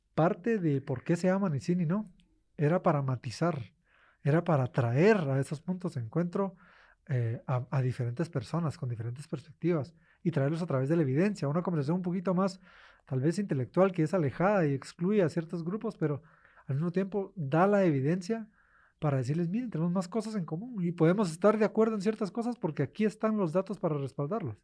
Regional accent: Guatemala; moved away as an adult; yo como guatemalteco en el extranjero

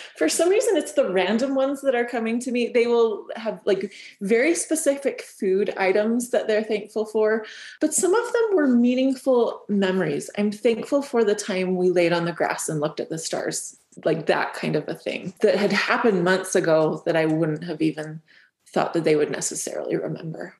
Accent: Southern Utah, United States; I'm from Southern Utah

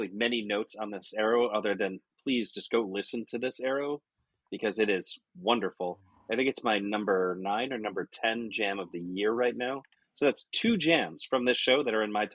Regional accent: Connecticut, United States; I am from Connecticut

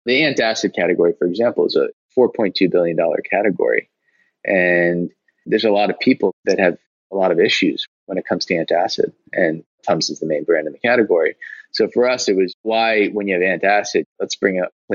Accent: United States; I'm an American

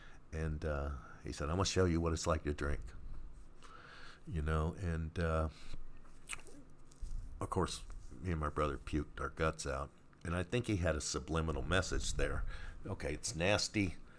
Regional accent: Washington, District of Columbia, United States; also born or lived in Baltimore, Maryland; I was born in Baltimore, Maryland. {S0} Okay. {S1} I was raised in the Washington D.C. area, that was our home base, Chesapeake Bay area

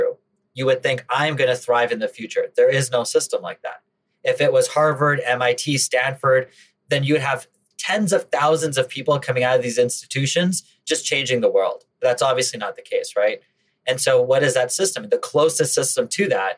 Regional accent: Canada; Now, I grew up in Canada

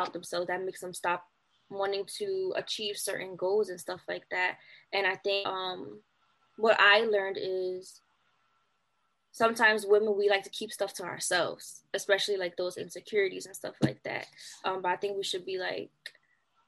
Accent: Philadelphia, Pennsylvania, United States; I'm from Philly.

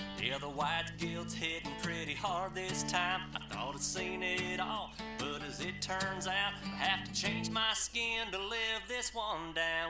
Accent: Mississippi, United States; I'm from Mississippi.

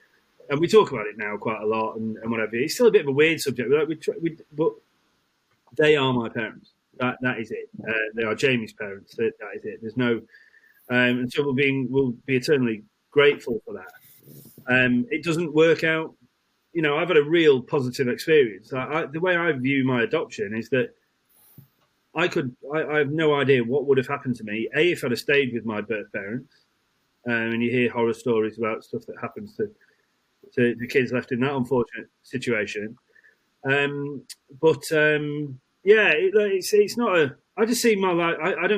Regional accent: Isle of Man; born there; So I was born in the Isle of Man, then transported.

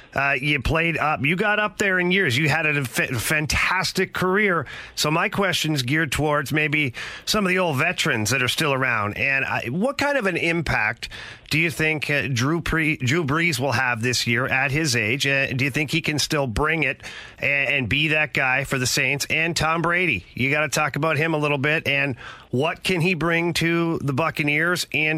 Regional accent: Ottawa, Ontario, Canada; I was a young kid growing up in Ottawa

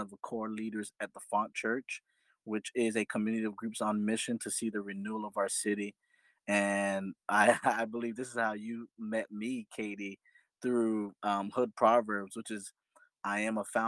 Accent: Fort Lauderdale, Florida, United States; I am from South Florida, Fort Lauderdale, Florida specifically

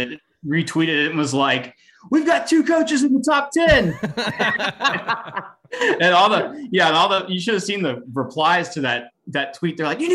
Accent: Atlanta, Georgia, United States; moved away as an adult; also born or lived in Oklahoma; I grew up, in Atlanta.

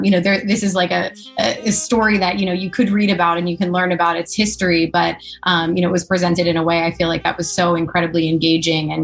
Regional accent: Allentown, Pennsylvania, United States; my hometown where I grew up in Allentown, Pennsylvania

